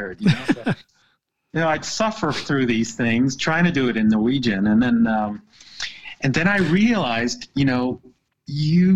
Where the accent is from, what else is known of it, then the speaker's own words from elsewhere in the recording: United States; moved away as an adult; now in Haugesund, Norway; being American